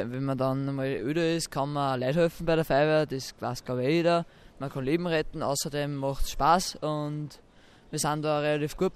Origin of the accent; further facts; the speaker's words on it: Ulheiling, Upper Austria, Austria; komme aus Ulheiling und bin 16 Jahre alt.